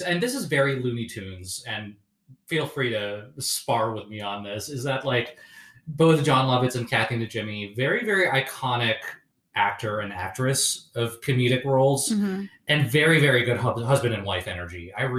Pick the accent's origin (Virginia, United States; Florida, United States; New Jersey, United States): New Jersey, United States; Northern; I grew up in Northern New Jersey.